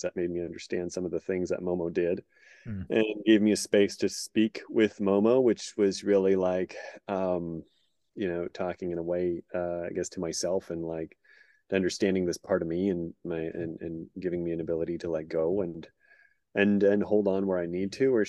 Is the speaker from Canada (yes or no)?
yes; Sudbury, Ontario, Canada; moved away as an adult; my hometown of Sudbury, Ontario, Canada, north of Toronto